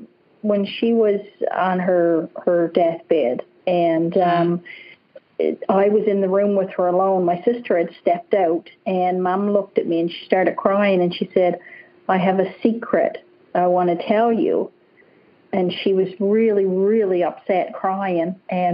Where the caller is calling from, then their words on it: British Columbia, Canada; Yes, I'm in British Columbia, Canada.